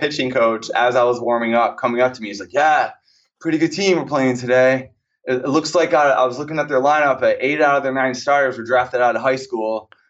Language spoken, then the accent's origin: English; Groton, New York, United States; I am from a very small town in central New York, Groton, New York, to be clear.